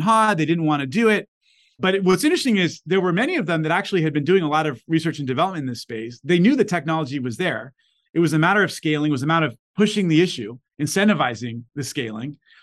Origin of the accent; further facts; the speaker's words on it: Los Angeles, California, United States; Back when I was born in LA, you know, kids growing up in South Central